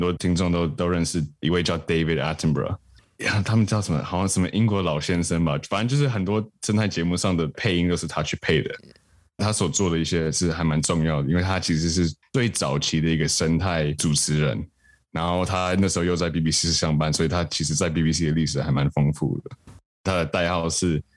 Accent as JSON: {"language": "Chinese", "country": "Taiwan", "tie": "born or raised there", "also_born_or_lived": "United Kingdom", "moved": "as an adult", "said": "我是在英国生的，那我妈是英国人，那我爸是台湾人。那我小时候在台湾长大的，那一直到十八岁就是去读大学之前都在台湾，那之后就在英国，然后后，现在就是回来台湾这样子"}